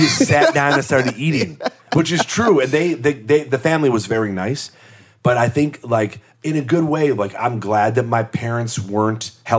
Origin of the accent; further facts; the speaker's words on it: Midwest, United States; I mean, I really loved growing up in the Midwest because I think we had great schools